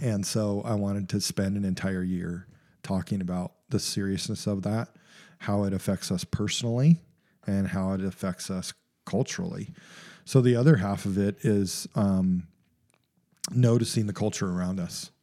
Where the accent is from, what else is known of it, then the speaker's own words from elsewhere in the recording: United States; as an American culture